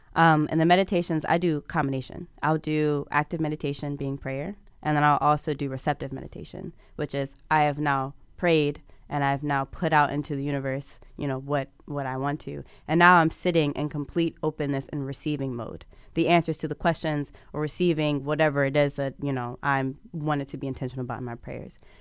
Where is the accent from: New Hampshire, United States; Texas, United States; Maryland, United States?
Maryland, United States; Prince George's County; I come from Prince George's County, Maryland